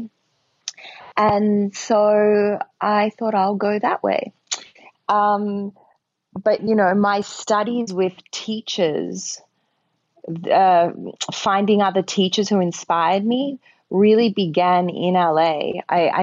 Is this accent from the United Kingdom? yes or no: no; Australia; moved away as an adult; now in New York, United States; I'm an Australian, but I live in New York, and I've lived here for 10 years.